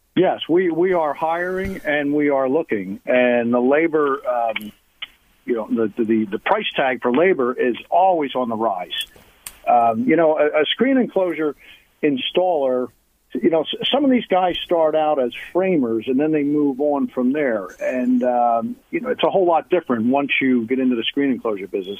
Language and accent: English; Philadelphia, Pennsylvania, United States; now in Tampa Bay, United States; I'm from the Northeast, the, the Philadelphia area